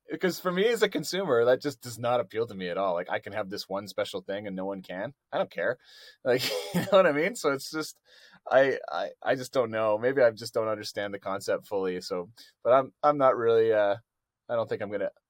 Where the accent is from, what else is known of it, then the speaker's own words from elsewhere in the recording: Canada; I think they, they think it's cool that I'm from Canada.